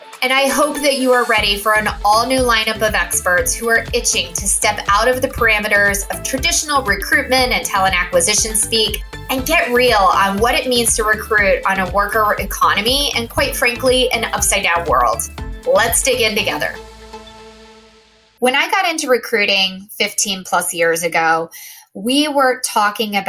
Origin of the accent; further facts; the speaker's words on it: Austin, Texas, United States; now in Boston, United States; I live in Boston, but I am originally from Austin